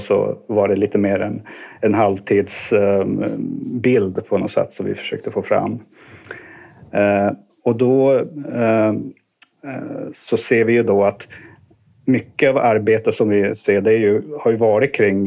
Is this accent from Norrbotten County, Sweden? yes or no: yes; Kiruna, Norrbotten County, Sweden; also born or lived in Uppsala; now in Stockholm, Sweden; jag kommer från Kiruna ursprungligen. Eh, så eh, ja, flyttade ner i början på 90-talet